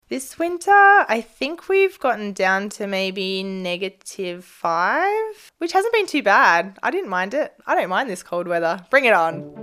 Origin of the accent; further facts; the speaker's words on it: Australia; moved away as an adult; now in Anchorage, United States; I'm a veterinarian from Australia, now living in Anchorage.